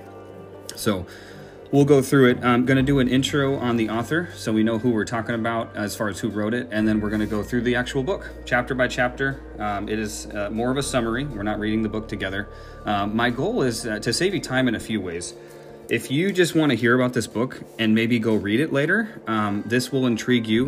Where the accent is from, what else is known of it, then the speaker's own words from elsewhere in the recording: Minneapolis, Minnesota, United States; I am originally from Minneapolis.